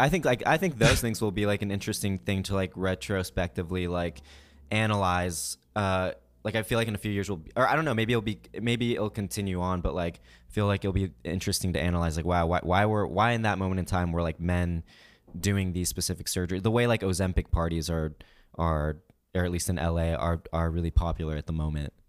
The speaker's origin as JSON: {"language": "English", "town": "Kansas City", "country": "United States", "tie": "born or raised there", "said": "we were growing up in Kansas City"}